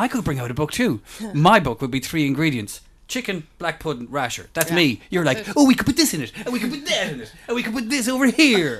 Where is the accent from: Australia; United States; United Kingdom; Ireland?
Ireland; Mayo, Connacht; we're both from Mayo.